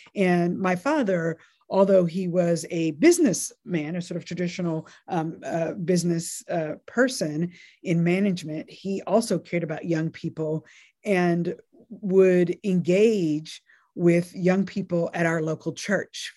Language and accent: English; North Carolina, United States; also born or lived in Nashville, Tennessee; I was born in Nashville, Tennessee, and then lived in what I call my formative years in North Carolina and in a relatively small town in North Carolina